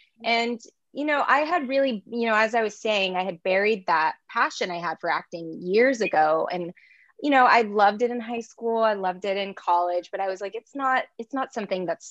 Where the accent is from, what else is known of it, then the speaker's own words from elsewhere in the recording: Long Beach, California, United States; moved away as an adult; now in Los Angeles, United States; I'm from Long Beach